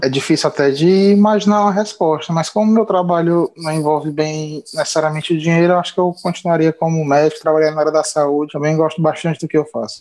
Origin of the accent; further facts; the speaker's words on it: Fortaleza, Ceará, Brazil; Sou de Fortaleza, Ceará